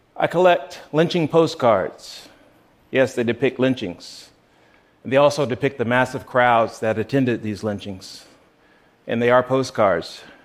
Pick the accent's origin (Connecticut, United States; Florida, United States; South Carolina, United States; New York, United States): South Carolina, United States; Growing up in South Carolina